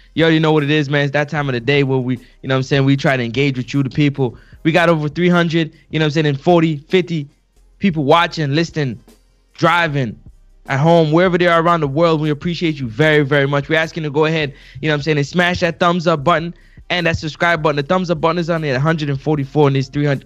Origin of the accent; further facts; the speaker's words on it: Toronto, Ontario, Canada; I'm from Toronto. I'm from the dot.